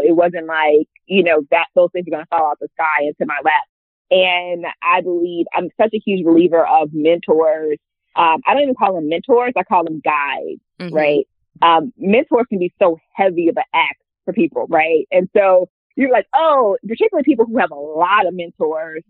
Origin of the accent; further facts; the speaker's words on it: Hammond, Louisiana, United States; also born or lived in New Orleans, Louisiana; born and raised in Louisiana. Um, I'm from a smaller city called Hammond, Louisiana.